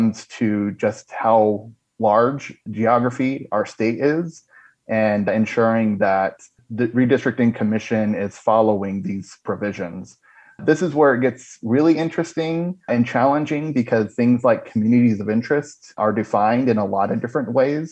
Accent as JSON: {"language": "English", "town": "Marana", "region": "Arizona", "country": "United States", "tie": "born or raised there", "moved": "yes", "lives_now": "Phoenix, United States", "said": "my hometown of Marana in southern Arizona while I live in central Phoenix"}